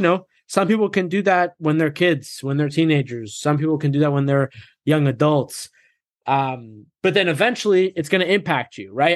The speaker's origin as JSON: {"language": "English", "region": "Massachusetts", "country": "United States", "tie": "born or raised there", "said": "I grew up in Massachusetts"}